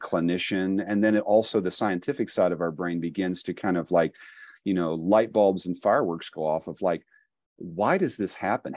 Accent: Appalachia, United States; I was born and have lived most of my life in the Appalachian Midwest region of the country here

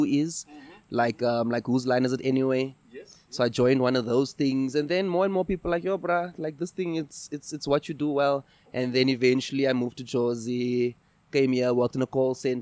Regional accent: Eastern Cape, South Africa; moved away as an adult; now in Johannesburg, South Africa; before I came to Johannesburg, I'm from the Eastern Cape

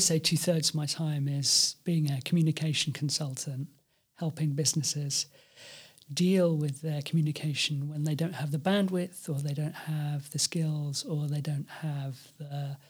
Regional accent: United Kingdom; And of course, being British, I'm now not an EU citizen, so suddenly I had to get one.

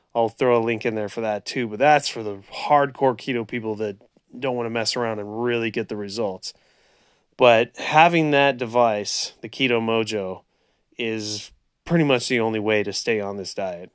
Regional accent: Central California, United States; also born or lived in Orange County, California; born and raised in Central California

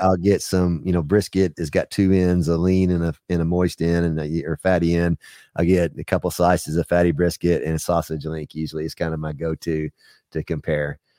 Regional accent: Texas, United States; now in Knoxville, United States; I grew up in Texas

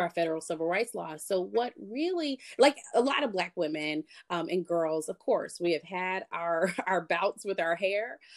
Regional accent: Columbia, South Carolina, United States; I grew up in Columbia, South Carolina

